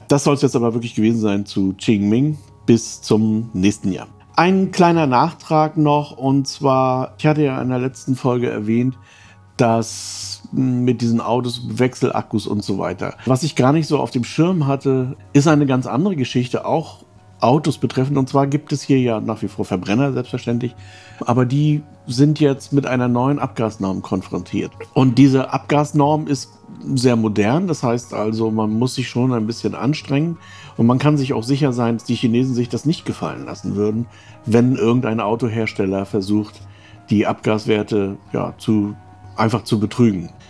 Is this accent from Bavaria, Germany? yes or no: no; Baltic coast area around Lübeck, Schleswig-Holstein, Germany; Krimi spielt so um Lübeck herum, ist ja so ein bisschen auch die Gegend, wo ich herkomme. So ungefähr auf jeden Fall, also Ostseeküste